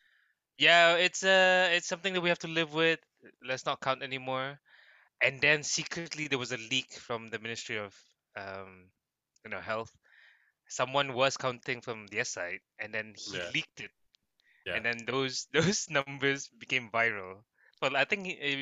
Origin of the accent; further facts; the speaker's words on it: Brunei; I'm from Brunei